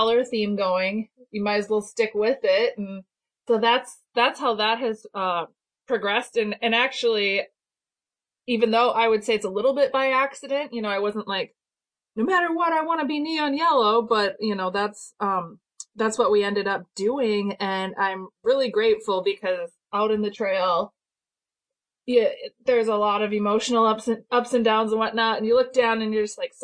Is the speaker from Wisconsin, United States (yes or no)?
yes; Wisconsin, United States; moved away; I grew up in Wisconsin and my parents were mushers